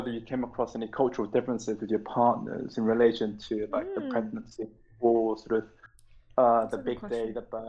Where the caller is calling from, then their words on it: United Kingdom; I'm calling from the UK.